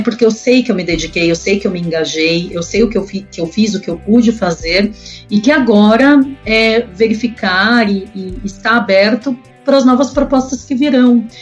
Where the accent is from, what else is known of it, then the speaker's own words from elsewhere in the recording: Brazil; Nós somos brasileiros